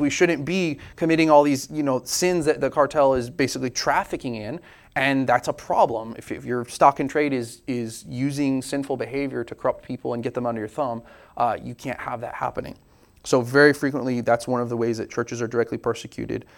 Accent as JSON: {"language": "English", "country": "United States", "said": "we're very American"}